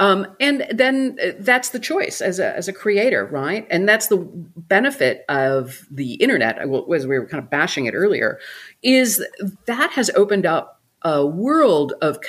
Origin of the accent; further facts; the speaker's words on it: Milwaukee, Wisconsin, United States; Yeah, Milwaukee.